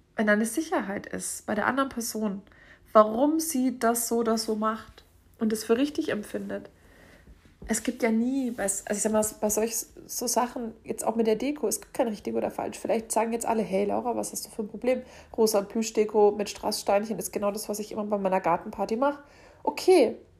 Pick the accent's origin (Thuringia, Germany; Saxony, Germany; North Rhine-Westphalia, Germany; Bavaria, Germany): Bavaria, Germany; Franconia; bei uns in Franken